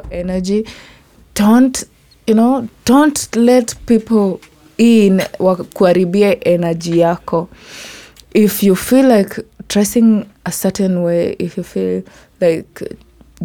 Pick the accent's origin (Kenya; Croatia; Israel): Kenya; Meru County; accent: native African accent; first language Kimeru; English is a second language; Ya my language, ya Kimeru. Like, you know, ilikuwa like my first language